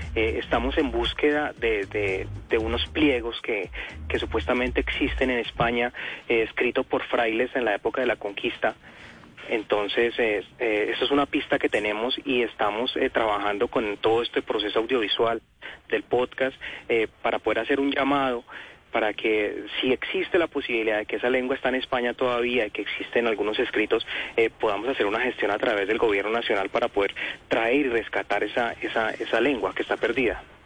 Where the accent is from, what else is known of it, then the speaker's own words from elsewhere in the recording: Colombia; somos los colombianos